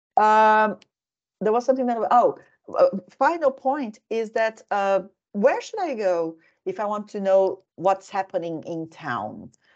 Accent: Brazil; moved away as an adult; also born or lived in Helsinki, Finland; now in Finland; I am originally from Brazil

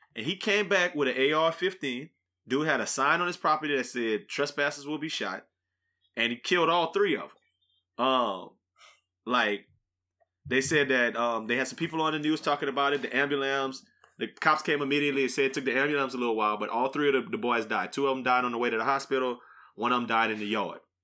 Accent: New Iberia, Louisiana, United States; moved away; we grew up in New Iberia

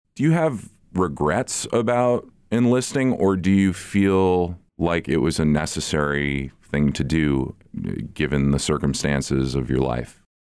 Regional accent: the North, United States; I'm from the North

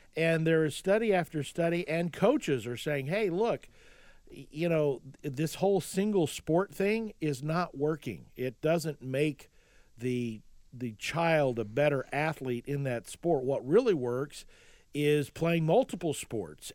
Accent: Oklahoma, United States; I grew up in Oklahoma and I played in the yard

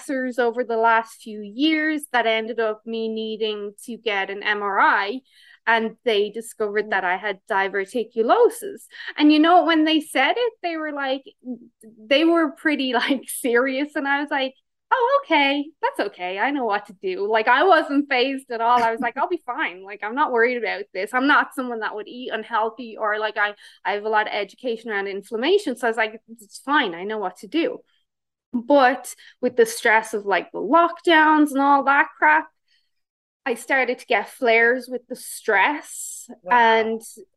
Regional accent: Ireland; now in Canada; I still am Irish

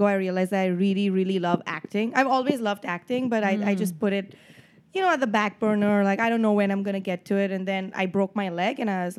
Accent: Mumbai, Maharashtra, India; moved away as an adult; also born or lived in Chicago; now in New York, United States; And before Chicago, I was in Bombay. And I was not born in Bombay. I was born in another state in India, but I moved there. My family moved there when I was 3, and then I grew up there

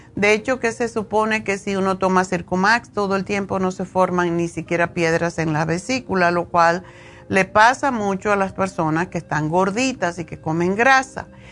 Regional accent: Cuba; moved away

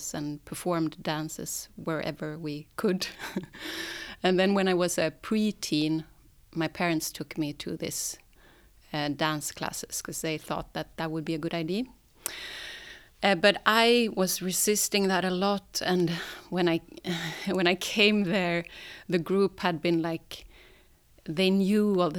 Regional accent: Sandviken, Gävleborg County, Sweden; now in Stockholm, Sweden; I come from Sandviken. It's a small town a bit up north from Stockholm. And I live in Stockholm now

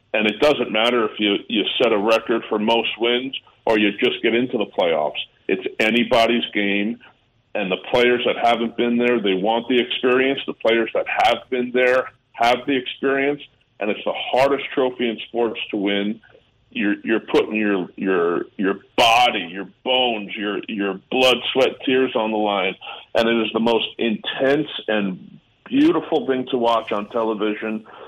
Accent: New York, United States; also born or lived in Canada; Being a New Yorker

